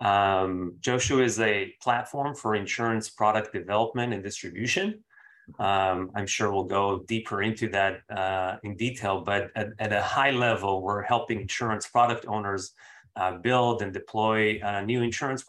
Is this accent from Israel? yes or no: yes; Israel; moved away as an adult; also born or lived in Bay Area, United States; now in United States; I'm from Israel originally. I moved in 2008 to the Bay Area for school.